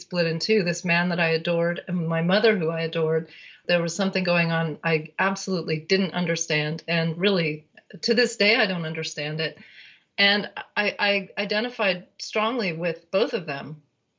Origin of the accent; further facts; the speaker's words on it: Berkeley, California, United States; I was born in 1962 in Berkeley, California